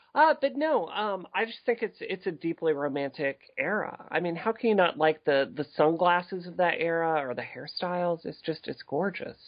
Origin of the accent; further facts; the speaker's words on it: Mississippi, United States; growing up in Mississippi